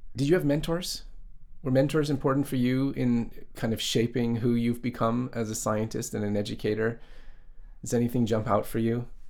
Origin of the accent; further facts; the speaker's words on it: Canada; moved away as an adult; now in Japan; when I growing up in Canada